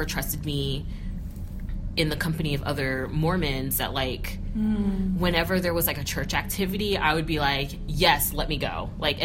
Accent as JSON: {"language": "English", "region": "Northern California", "country": "United States", "tie": "born or raised there", "said": "I grew up in Northern California, in the Vallejo, American Canyon, Napa area."}